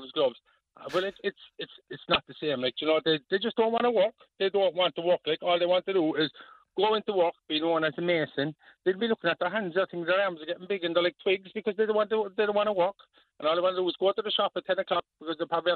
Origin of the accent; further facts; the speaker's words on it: Cork, Munster, Ireland; I'm from Holly Hill